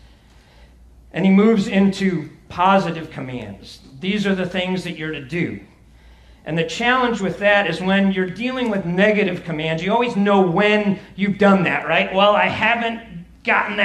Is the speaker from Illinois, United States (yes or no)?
yes; Chicago, Illinois, United States; I'm from Chicago